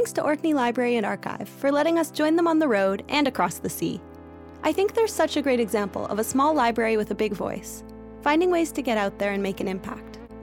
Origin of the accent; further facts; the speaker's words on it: Canada; moved away; I have a bit of an accent. Um, I'm originally from Canada